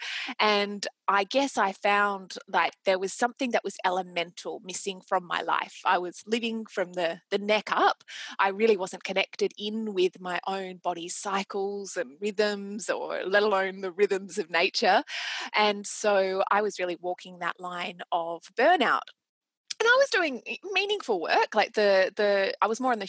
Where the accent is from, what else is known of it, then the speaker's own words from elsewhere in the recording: Australia; accent: Australian; And I'm Australian, as you can probably tell from my accent